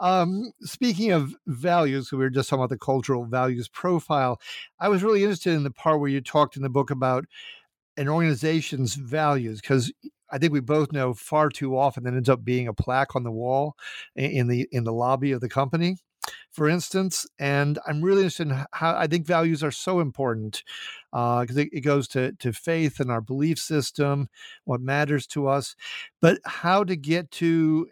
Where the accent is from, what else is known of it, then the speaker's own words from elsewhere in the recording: Minnesota, United States; my being from Minnesota